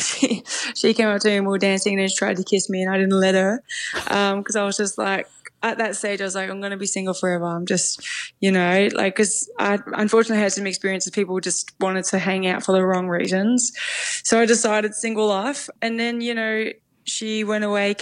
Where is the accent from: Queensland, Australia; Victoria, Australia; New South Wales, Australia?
Victoria, Australia; Melbourne; we grew up in Broadmeadows. Mum's still in the same house, two-bedroom house.